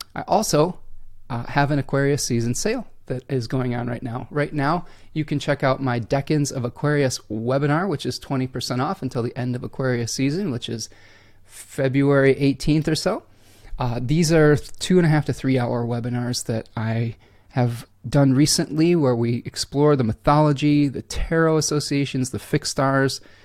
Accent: Michigan, United States; I'm from Michigan. It's snowy and rainy, and we haven't seen the sun in about a week

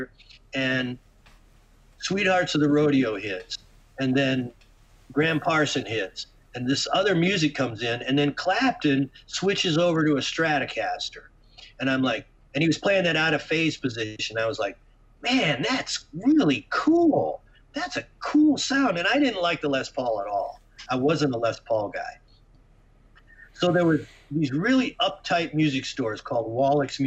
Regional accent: Detroit, Michigan, United States; moved away; also born or lived in Arizona; I grew up in Detroit

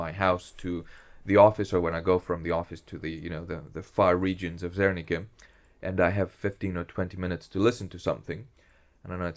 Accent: Greece; English is a second language; moved away as an adult; also born or lived in Essex, England / Berkeley, California; now in Groningen, Netherlands; I was born in Greece. I lived there all my... I went to school and high school there.

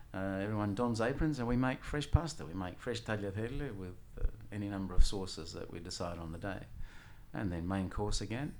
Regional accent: Australia; also born or lived in Messina, Sicily, Italy; I was nine years of age when we came here. And, um, yeah, so educated here

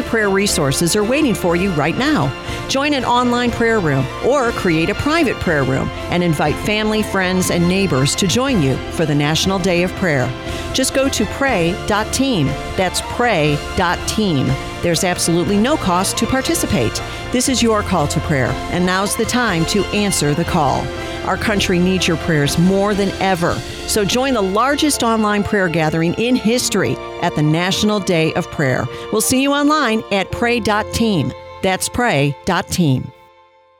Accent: United States; As an American

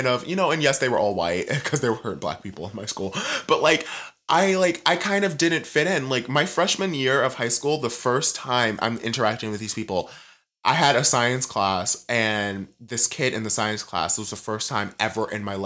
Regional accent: New York, United States; moved away; We don't say ma'am in New York

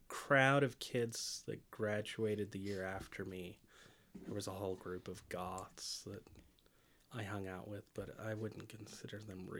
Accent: New Mexico, United States; Yeah, I'm from New Mexico.

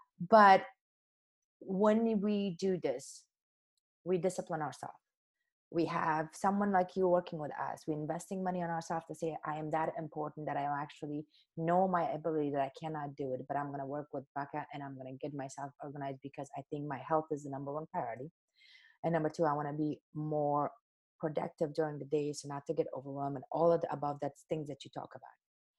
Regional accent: Afghanistan; So as you know, I came from Afghanistan, but even before that, my mom and my grandmother and generation after generation

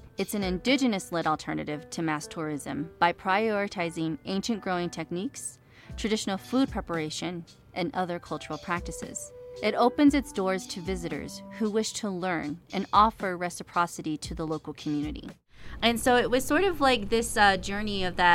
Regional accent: United States; now in Albuquerque, United States; I am originally from the Navajo Nation, was born and raised there on my mother's land, and now reside here in occupied Tewa land, also known as Albuquerque, New Mexico.

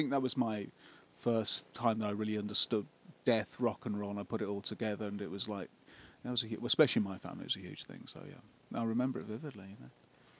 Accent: Birmingham, West Midlands, United Kingdom; accent: Birmingham; I'm from Birmingham.

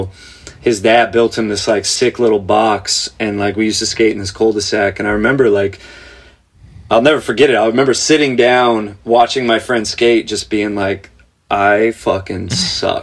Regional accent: Santa Clarita, California, United States; I grew up in a place called Santa Clarita

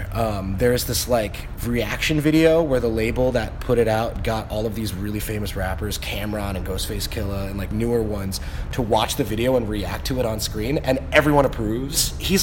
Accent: China; being from China for like, you know, 10 or 15 minutes, especially like people will assume I'm from Beijing. Like, my accent is like pretty strong and like dead on.

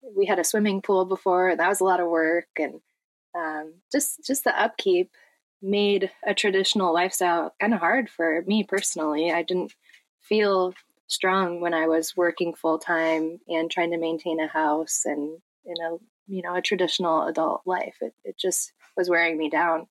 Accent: Michigan, United States; we're from Michigan

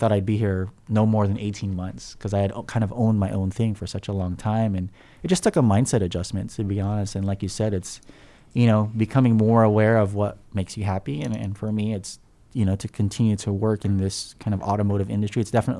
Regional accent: Philippines; born there; moved away; And I was born in the Philippines, actually

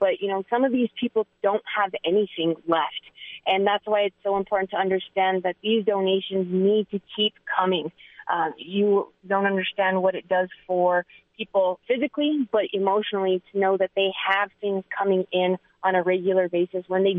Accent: Las Vegas, Nevada, United States; He had no idea that I was from Las Vegas

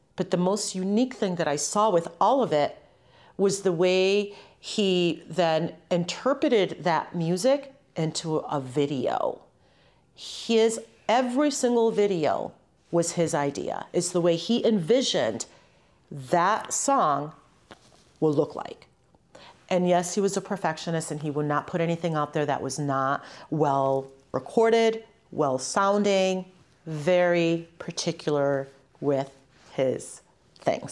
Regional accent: Holyoke, Massachusetts, United States; also born or lived in Ciales, Puerto Rico; Holyoke, the city that I grew up in. I came here from Puerto Rico. I was born in Ciales, Puerto Rico, in un campito, en la montaña. I came here when I was two years old

